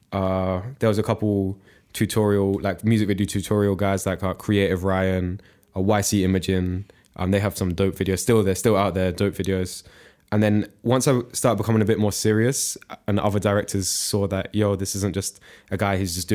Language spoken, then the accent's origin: English; United Kingdom; I'd say I'm really British, so I'm used to Londoners. I know my way around London.